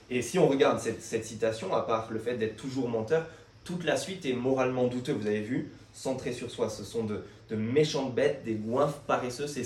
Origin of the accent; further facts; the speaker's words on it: France; Nous, on est comme ça. On est français, on n'aime pas l'autorité.